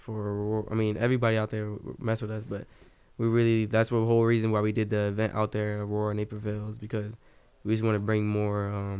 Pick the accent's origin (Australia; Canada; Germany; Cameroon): Germany; born there; Like, I was born in Germany and shit, so we went to, like, a couple European.